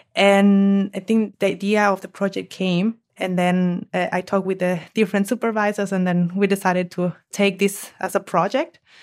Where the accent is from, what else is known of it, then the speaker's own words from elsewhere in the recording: Mexico; moved away as an adult; now in Germany; I'm from Mexico, and in Mexico we eat a lot of eggs